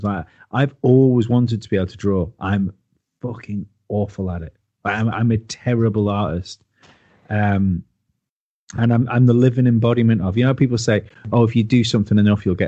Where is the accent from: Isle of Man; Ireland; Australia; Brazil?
Isle of Man; I come from the Isle of Man. It's only a small place.